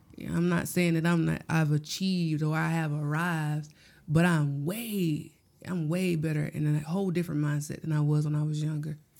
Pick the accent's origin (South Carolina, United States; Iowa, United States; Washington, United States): South Carolina, United States; Gloverville; I'm from Gloverville, South Carolina.